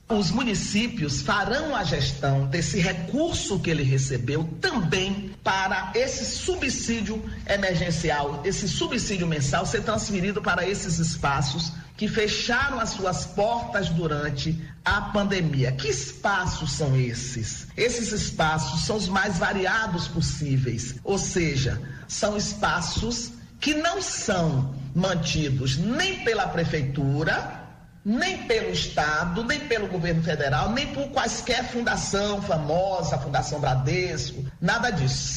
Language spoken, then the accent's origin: Portuguese; interior of Bahia, Brazil; eu sou também do interior da Bahia